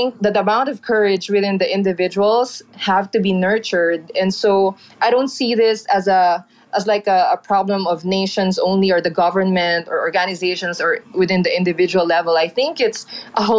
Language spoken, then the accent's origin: English; Philippines; Speaking as a Filipino